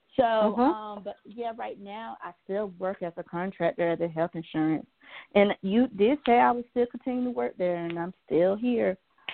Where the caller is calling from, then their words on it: Georgia, United States; from Georgia.